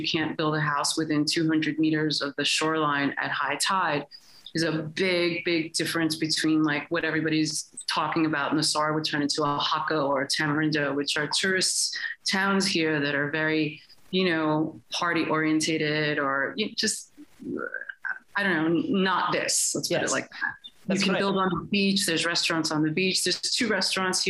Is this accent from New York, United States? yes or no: yes; New York, United States; moved away as an adult; now in Costa Rica; I'm originally from New York